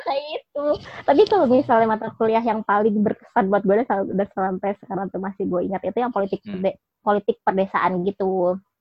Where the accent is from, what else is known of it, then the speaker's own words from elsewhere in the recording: Jakarta, Indonesia; gue yang besar dan tinggal di Jakarta